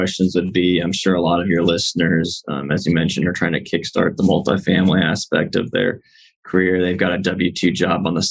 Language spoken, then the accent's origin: English; St. Louis, Missouri, United States; moved away as an adult; now in Texas, United States; I'm originally from St. Louis